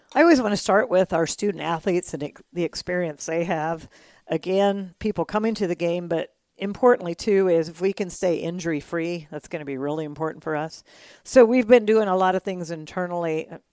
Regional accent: Texas, United States; now in Moscow, United States; I am from Texas.

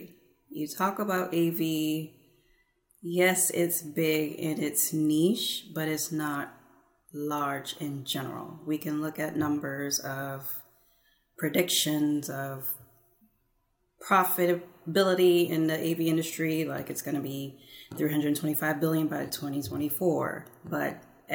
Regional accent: Houston, Texas, United States; moved away as an adult; also born or lived in California; Houston is my home city

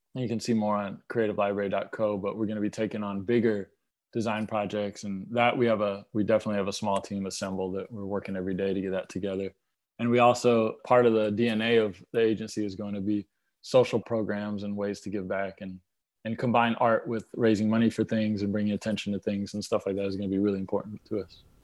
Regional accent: Lilburn, Georgia, United States; also born or lived in New York / Atlanta; I grew up in Little Bern, Georgia.

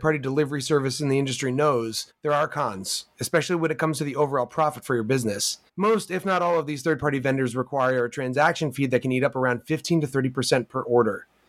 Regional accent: New York City, New York, United States; as a New Yorker

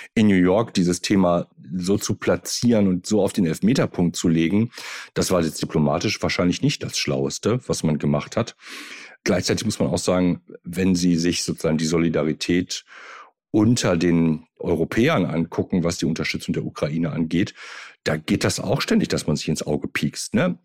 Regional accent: Germany; sind wir als Deutsche

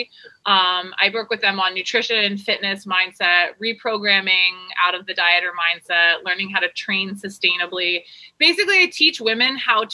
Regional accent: Seattle, Washington, United States; moved away as an adult; also born or lived in Virginia / California; now in Costa Rica; I grew up in Seattle. I was born in Virginia, moved to Seattle when I was 4 with my family, lived in Seattle for till 18

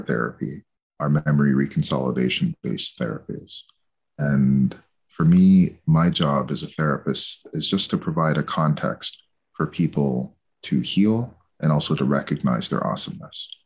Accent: Châteauguay, Quebec, Canada; I was raised in a town that was called Chateauguay, Quebec

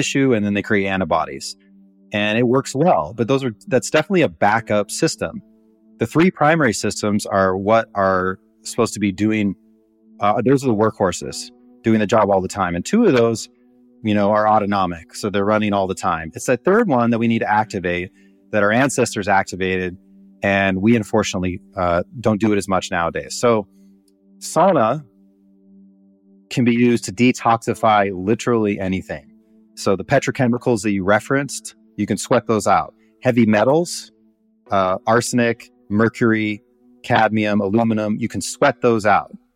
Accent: Montana, United States; I grew up in Montana

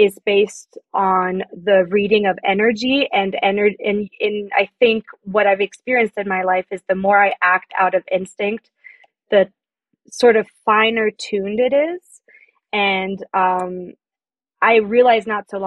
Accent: France; moved away as an adult; now in United States; I'm French. I grew up in France and I moved to the States about like 7 years ago.

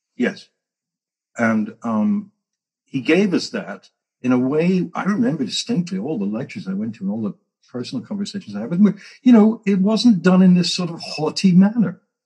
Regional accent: England, United Kingdom; moved away; I came from England

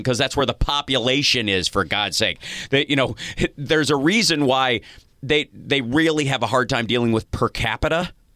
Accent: Kentucky, United States; moved away; I'm from Kentucky originally

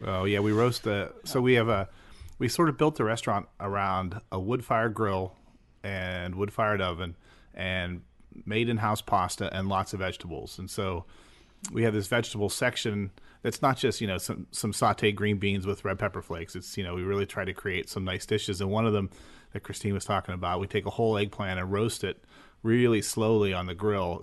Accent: Western Pennsylvania, United States; moved away as an adult; also born or lived in San Francisco Bay Area; now in Pittsburgh, United States; I'm from Western Pennsylvania.

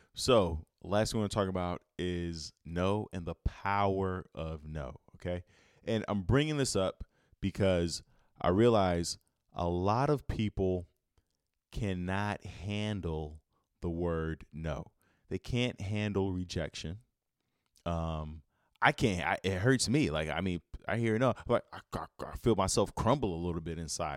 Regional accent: Chicago, Illinois, United States; I'm from Chicago

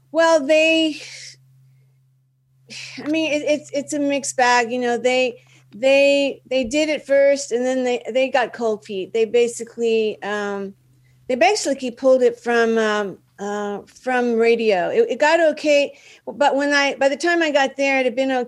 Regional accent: Dallas, Texas, United States; moved away as an adult; now in Los Angeles, United States; Yeah, I'm from I'm from Dallas.

